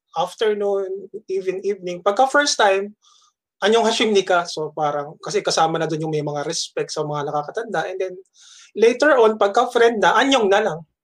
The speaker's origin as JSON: {"language": "Tagalog", "town": "Las Piñas", "region": "National Capital Region", "country": "Philippines", "said": "umuwi ako sa Las Piñas"}